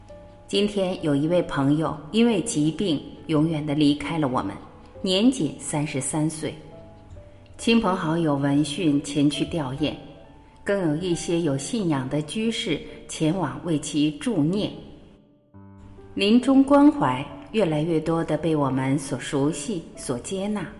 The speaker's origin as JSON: {"language": "Chinese", "country": "China", "said": "特别是我们中国人，往往对这个话题很忌讳。"}